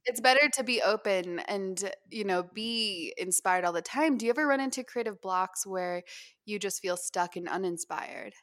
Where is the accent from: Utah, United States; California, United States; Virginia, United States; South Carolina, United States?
Utah, United States; also born or lived in Hawaii; when I was growing up here